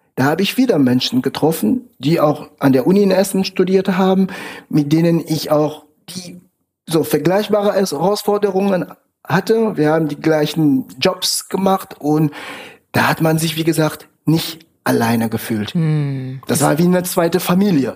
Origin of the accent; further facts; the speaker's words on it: Cameroon; German is a second language; moved away as an adult; now in Germany; Ich komme ursprünglich aus Kamerun. Ich lebe jetzt seit 15 Jahren in Deutschland